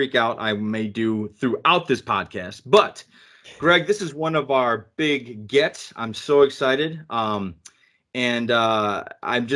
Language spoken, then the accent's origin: English; Chicago, Illinois, United States; I'm from Illinois, Chicago area